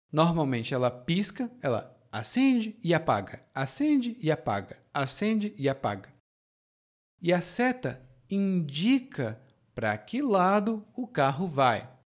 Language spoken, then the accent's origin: Portuguese; Fortaleza, Ceará, Brazil; now in Salvador, Brazil; Fortaleza de onde eu sou